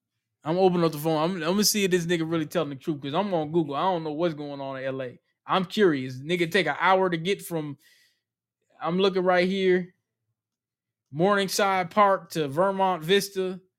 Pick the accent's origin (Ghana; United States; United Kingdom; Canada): Ghana; I'm from Ghana.